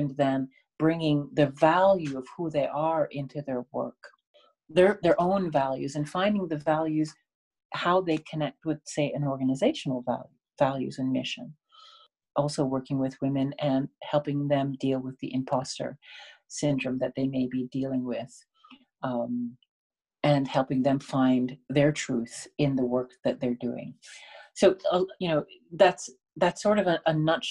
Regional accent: Canada; I was born in Canada.

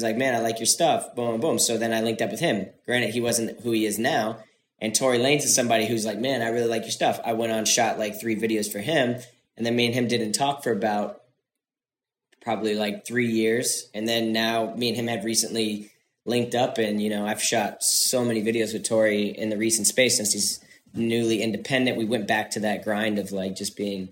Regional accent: Florida, United States; now in California, United States; I was in Florida, I grew up in Florida

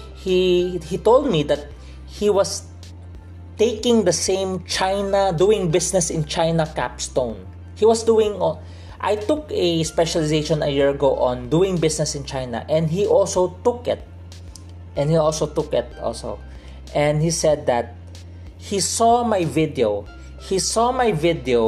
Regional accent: Philippines; I'm from the Philippines

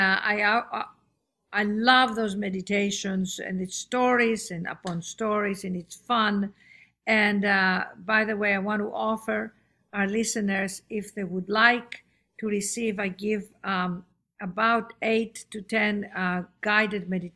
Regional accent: Athens, Attica, Greece; moved away as an adult; also born or lived in London / Los Angeles; born and raised in Athens, Greece, educated in London at the Royal Academy of Dramatic

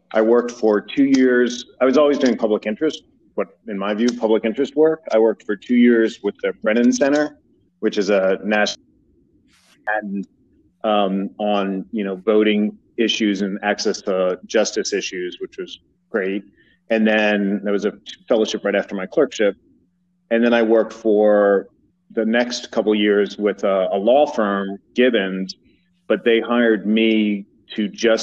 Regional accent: New Jersey, United States; moved away as an adult; also born or lived in New York / Memphis; now in Houston, United States; I'm from New Jersey, suburban New York

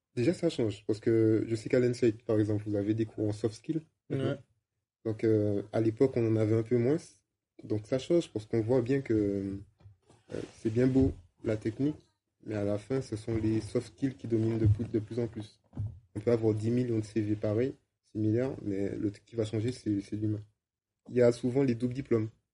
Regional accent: Martinique; moved away; also born or lived in England

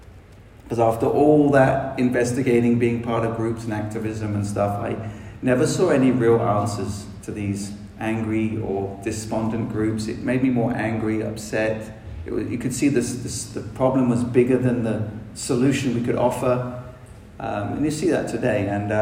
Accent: South West England, United Kingdom; accent: London; also born or lived in London; Obviously, you can tell I'm probably from England. I spent a lot of time in London, so I got a bit more of a London accent, although I grew up in Dorset as a teenager, which is a more country-fied, like English accent

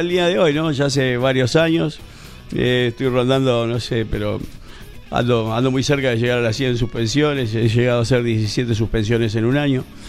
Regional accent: Uruguay; now in Casanova, Argentina; mi club de inicio fue Nacional de Montevideo, soy uruguayo.

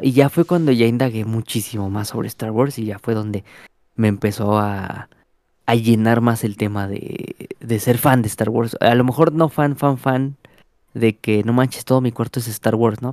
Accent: Mexico; como mexicanos

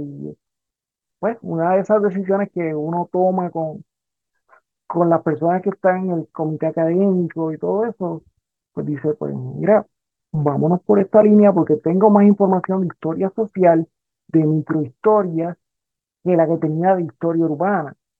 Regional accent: Rincón, Puerto Rico; also born or lived in Aguadilla, Puerto Rico; soy eh, natural de Rincón, pero Aguadilla es mi segundo pueblo. Yo pasé gran parte de mi vida ahí en, Aguadilla.

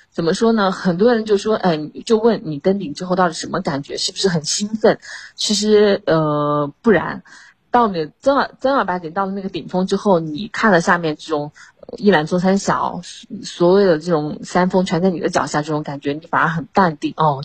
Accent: China; 作为中国人，然后作为校友

